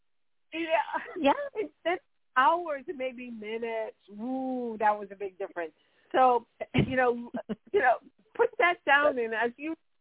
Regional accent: Jamaica; now in United States; I was born in Jamaica, which is in an island

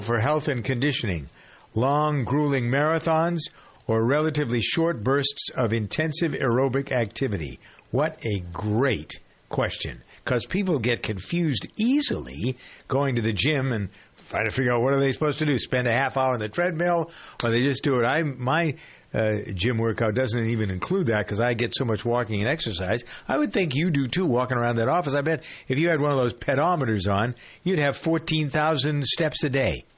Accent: Framingham, Massachusetts, United States; my hometown of uh, Framingham

